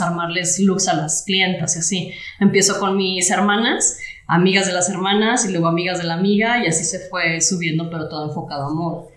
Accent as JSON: {"language": "Spanish", "town": "Rioverde", "region": "San Luis Potosí", "country": "Mexico", "moved": "as an adult", "said": "yo soy de Río Verde"}